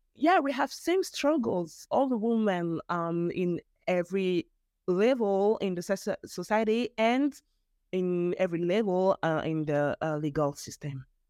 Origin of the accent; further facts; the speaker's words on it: Geneva, Switzerland; first language French; English is a second language; also born or lived in Bern; My father is um, from mm-hmm. Nigeria and my mother from Angola, but I was born in Geneva, in Switzerland